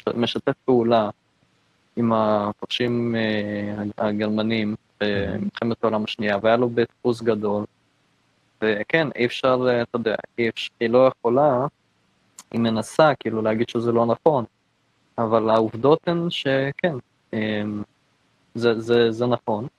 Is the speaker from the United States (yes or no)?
no; near the Polish border, Lviv area, Lviv Oblast, Ukraine; also born or lived in Israel; now in Canada; אני מאוקראינה